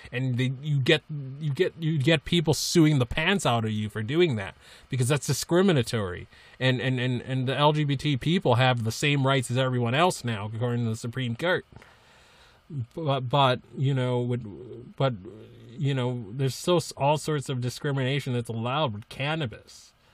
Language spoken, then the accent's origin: English; Massachusetts, United States; I'm from Massachusetts